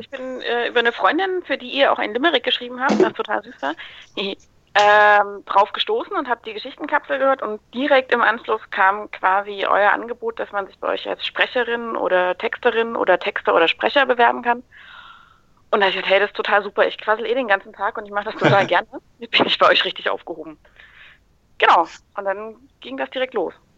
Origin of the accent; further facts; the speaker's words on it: Thuringia, Germany; now in Stuttgart, Germany; Ansonsten komme ich gar nicht aus Stuttgart eigentlich. Ich äh, lebe und arbeite hier nur mittlerweile. Ich komme aus dem schönen Thüringen.